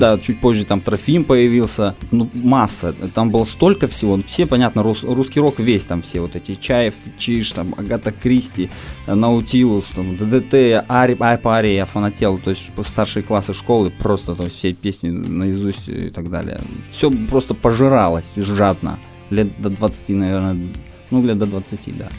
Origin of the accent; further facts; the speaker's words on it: Komsomolsk-on-Amur, Khabarovsk Krai, Russia; moved away as an adult; now in Khabarovsk, Russia; Я вообще из Комсомольска